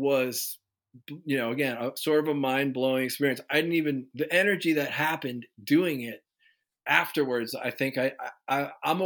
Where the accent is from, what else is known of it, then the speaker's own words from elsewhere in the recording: Basking Ridge, New Jersey, United States; growing up in New Jersey.